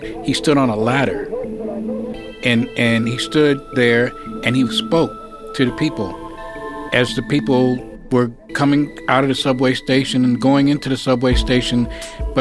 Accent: New York City, New York, United States; I was born in Harlem Hospital. I lived on Lenox Avenue between 118th and 119th Street.

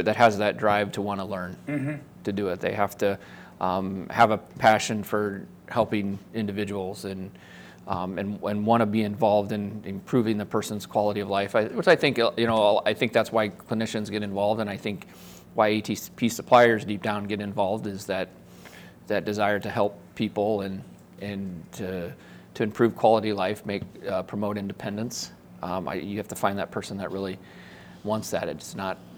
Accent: Omaha, Nebraska, United States; also born or lived in Lincoln, Nebraska; I'm from Omaha, Nebraska originally

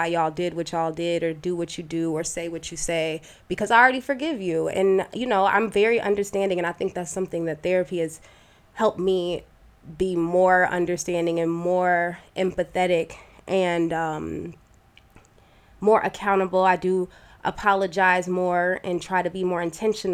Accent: United States; I was raised in America and told that I was Black

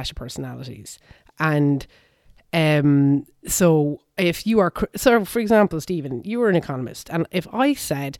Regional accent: Ireland; I'm 42. I grew up in Ireland.

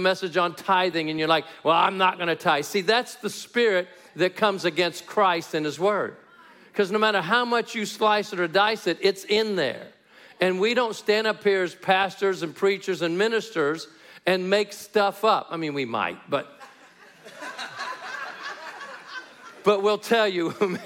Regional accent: New Mexico, United States; I hail from the People's Republic of New Mexico, and it's a communist state in America

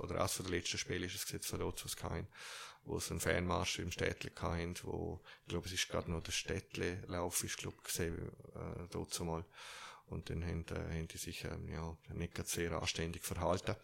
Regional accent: Zürich, Switzerland; accent: Zürich dialect; ich bin auch Schweizer

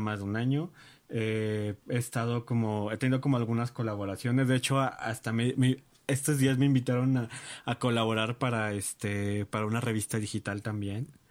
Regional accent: Mexico; soy este mm, mexicano

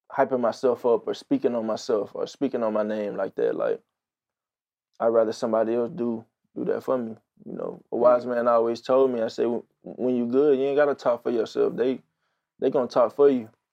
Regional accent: Houston, Texas, United States; grew up, born and raised in Houston, Texas.

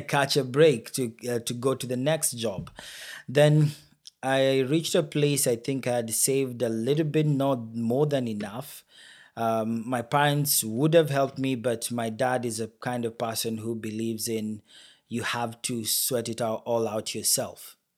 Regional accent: Kenya; moved away as an adult; now in Brampton, Canada; my home country, Kenya, where I already had the company running

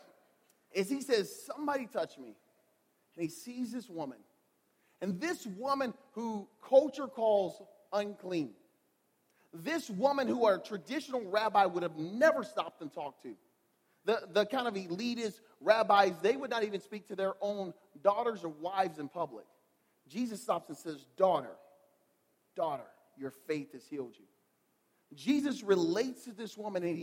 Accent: Louisiana, United States; now in Michigan, United States; I'm from Louisiana. Like, born and raised in Louisiana.

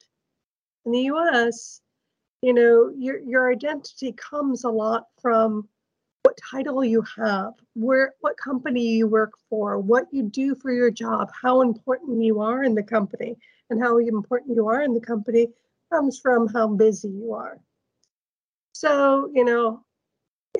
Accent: United States; now in Norway; I'm an American, but I'm now living in Norway

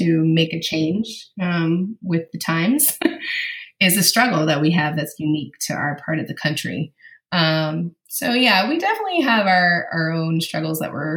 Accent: Raleigh-Durham area, North Carolina, United States; I'm from the Raleigh-Durham area

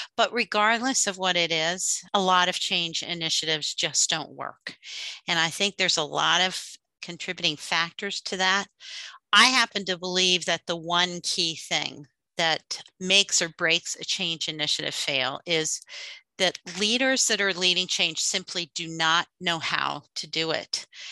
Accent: outside the Philadelphia area, Pennsylvania, United States; I grew up outside the Philadelphia area.

